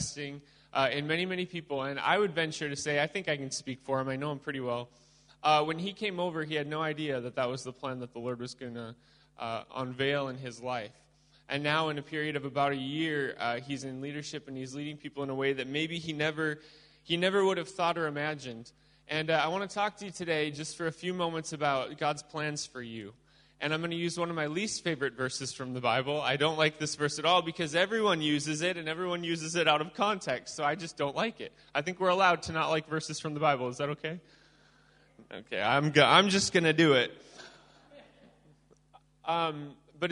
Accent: Midwest, United States; not only am I from the USA, but I'm from the Midwest

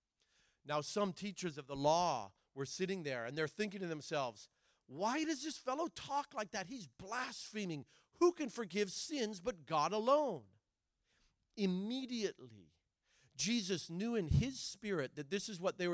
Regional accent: Oregon, United States; I'm from Oregon. My dad's from Argentina

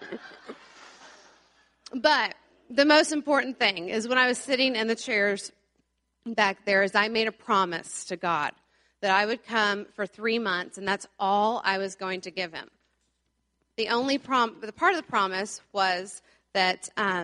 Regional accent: Plano, Texas, United States; I grew up around here in the Plano area

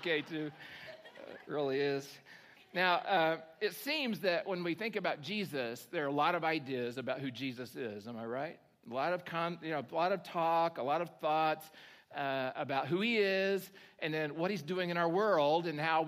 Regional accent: Oklahoma, United States; moved away; I'm from Oklahoma

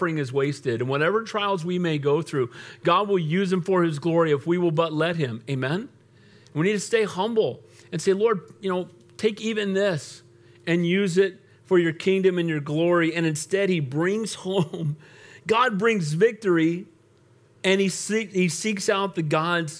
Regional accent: United States; way before I'm an American, I'm a Christian.

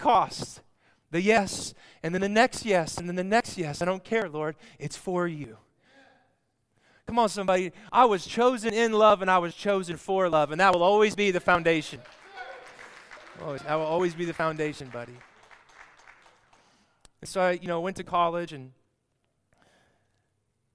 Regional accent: Olathe, Kansas, United States; Olathe was my hometown

